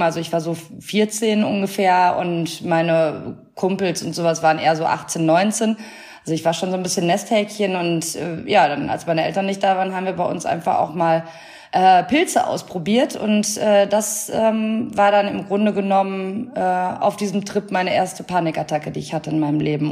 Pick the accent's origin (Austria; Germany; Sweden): Germany; near Münster, North Rhine-Westphalia; now in Cologne, Germany; Ich bin auch aus einer äh, kleinen Stadt in der Nähe von Münster und da ist halt auch noch, das ist super provinziell, da ist auch die Hälfte miteinander verwandt und so